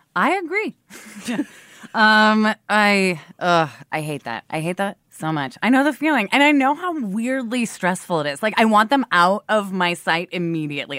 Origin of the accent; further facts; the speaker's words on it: Portland, Oregon, United States; now in Brooklyn, United States; I grew up in Portland, Oregon